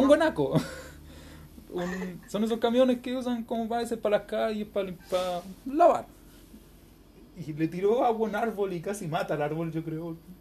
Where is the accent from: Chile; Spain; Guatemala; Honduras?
Chile; somos de Chile. Eh, creo que eso todo por nuestro acento y por nuestra forma de hablar